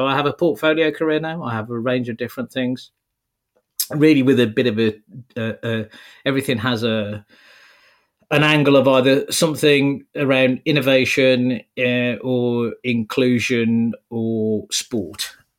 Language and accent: English; Wolverhampton, West Midlands, United Kingdom; I'm as is traditional for someone born and brought up in Wolverhampton, I'm a Man United fan.